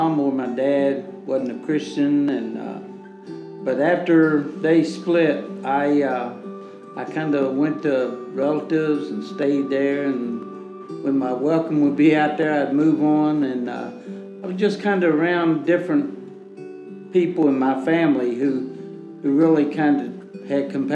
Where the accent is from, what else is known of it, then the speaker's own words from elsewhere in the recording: Charleston, West Virginia, United States; I'm 73, and I was born in Charleston, West Virginia.